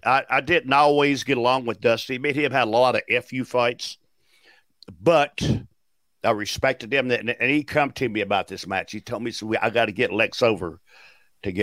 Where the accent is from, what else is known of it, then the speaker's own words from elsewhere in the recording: Nashville, Tennessee, United States; Nashville's my hometown